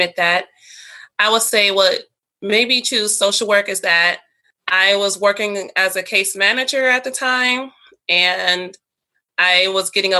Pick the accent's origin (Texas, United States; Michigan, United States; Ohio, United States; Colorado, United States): Ohio, United States; I'm from Ohio